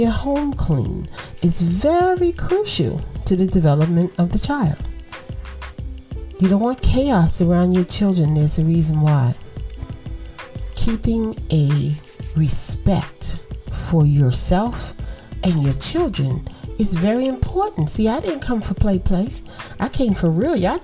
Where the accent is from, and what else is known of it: United States